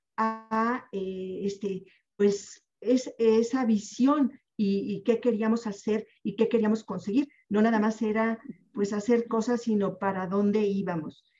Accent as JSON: {"language": "Spanish", "region": "Puebla", "country": "Mexico", "tie": "born or raised there", "also_born_or_lived": "Mexico City", "said": "yo nací en la Ciudad de México pero me crié en Puebla"}